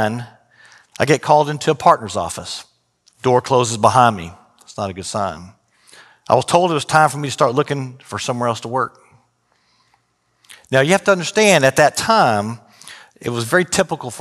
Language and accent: English; Austin, Texas, United States; also born or lived in San Marcos, Texas / Houston, Texas; I was growing up in Austin at the time, drove down to San Marcos